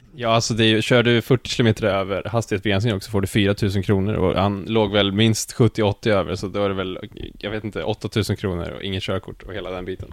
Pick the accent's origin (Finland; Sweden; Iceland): Sweden; Skövde, Västra Götaland; moved away as an adult; now in Gothenburg, Sweden; jag kommer då från Skövde, eller från Jo egentligen